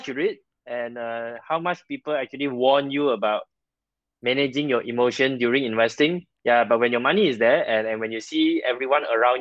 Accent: Malaysia; I'm a Malaysian, so I work in Malaysia.

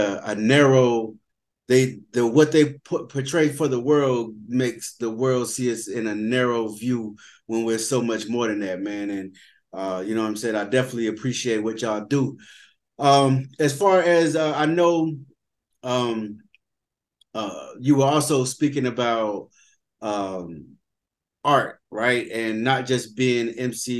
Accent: the South, United States; I'm from the South as well

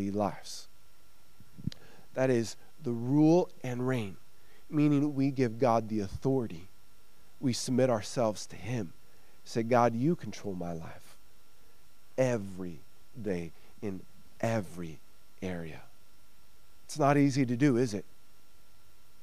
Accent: United States; now in Sweden; As an American

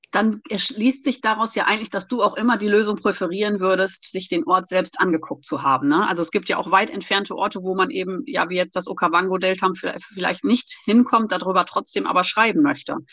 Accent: East Frisia, Lower Saxony, Germany; now in Rhineland, Germany; Wir wohnen ja im Rheinland und ich reise in meinen Geschichten immer nach Ostfriesland in meine Heimat

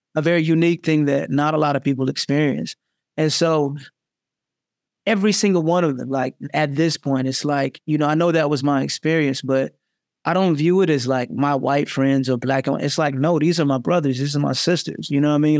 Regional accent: Jacksonville, Florida, United States; moved away as an adult; now in New York City, United States; growing up in Jacksonville

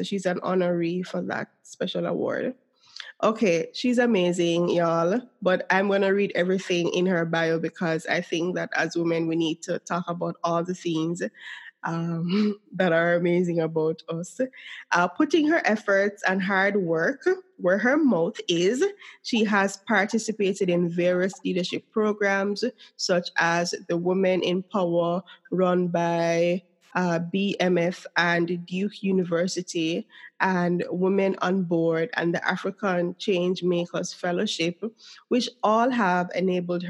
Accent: Jamaica; accent: Jamaican

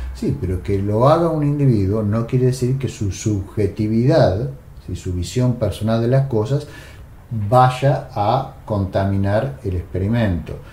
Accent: Argentina; en un país como la Argentina, que culturalmente eh, ha tenido una, tradición venturosa a partir de Sarmiento, ¿no? Eh, somos un país

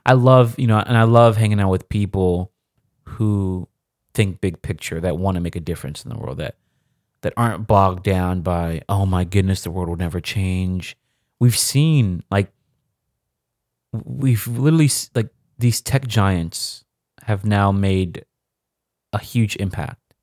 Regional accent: Nigeria; me being Nigerian

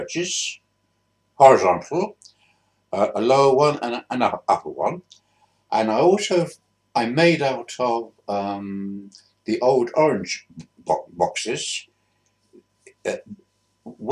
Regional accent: Bristol, South West England, United Kingdom; also born or lived in Swindon; I grew up in Bristol. Born in Swindon in 1939, but after about a year, we moved to Bristol

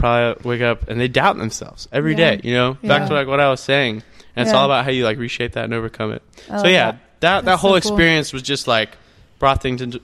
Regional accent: Huntsville, Alabama, United States; also born or lived in Auburn, Alabama / Portland, Oregon; now in Birmingham, United States; I'm from Huntsville

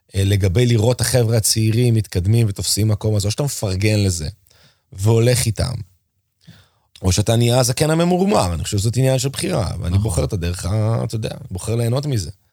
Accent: Israel; אני פתאום מגיע מארץ ישראל, שזה המקום שלנו

